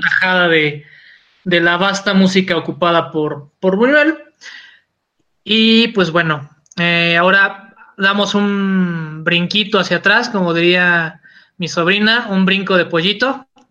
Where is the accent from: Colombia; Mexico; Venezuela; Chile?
Mexico